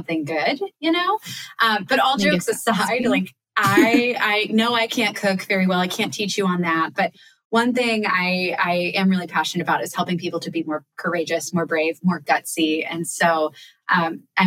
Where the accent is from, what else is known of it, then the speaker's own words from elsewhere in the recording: Annapolis, Maryland, United States; my hometown of Annapolis